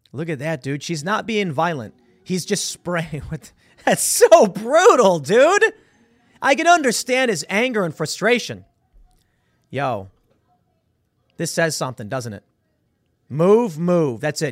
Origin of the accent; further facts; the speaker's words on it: Chicago, Illinois, United States; I'm from Chicago